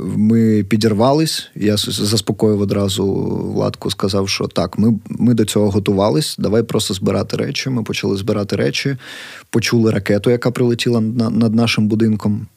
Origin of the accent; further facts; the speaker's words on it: Kharkiv, Kharkiv Oblast, Ukraine; я, харків'янин, який прям межує з цим конченим сусідом нашим